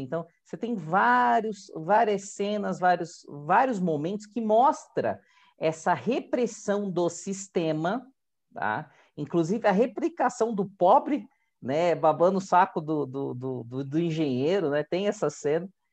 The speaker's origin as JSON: {"language": "Portuguese", "town": "Santos", "region": "São Paulo", "country": "Brazil", "said": "Eu venho de Santos, né, litoral"}